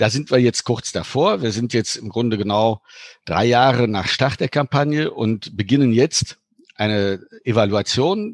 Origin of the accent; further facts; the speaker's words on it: Cologne, North Rhine-Westphalia, Germany; moved away; also born or lived in Luxembourg; ich bin gebürtiger Kölsche